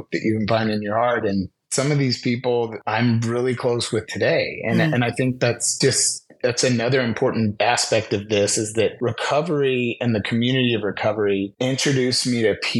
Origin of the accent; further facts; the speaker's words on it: San Diego, California, United States; in San Diego with a lot of my hometown friends